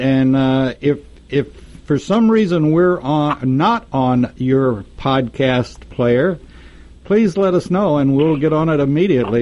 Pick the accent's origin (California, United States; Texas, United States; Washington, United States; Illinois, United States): Texas, United States; Texas, my home state